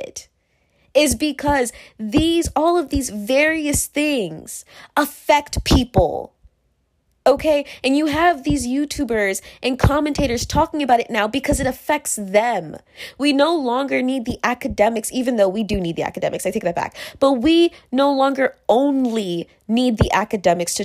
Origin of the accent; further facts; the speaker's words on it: Virginia, United States; the girls that I went to school with when I grew up in Virginia